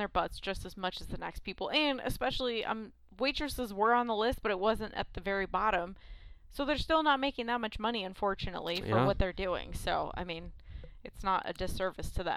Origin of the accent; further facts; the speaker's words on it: California, United States; moved away as an adult; growing up in California for like 10 plus years